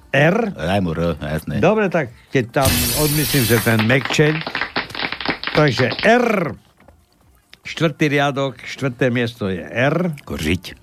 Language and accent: Slovak; Slovakia; My sme Slováci